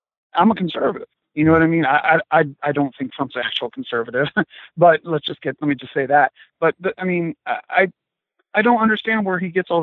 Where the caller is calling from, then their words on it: Ohio, United States; I'm calling from Ohio. Calling just a little bit east of Cleveland